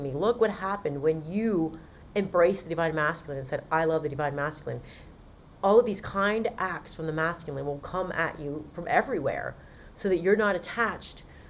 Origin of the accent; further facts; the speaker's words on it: Western Maryland, United States; I'm from Western Maryland. So he would make fun of my accent